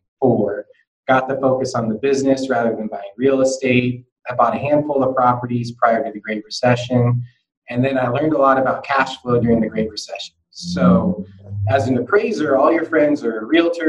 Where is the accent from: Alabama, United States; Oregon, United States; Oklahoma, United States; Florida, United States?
Oregon, United States; Salem; also born or lived in Portland; as a kid growing up in Salem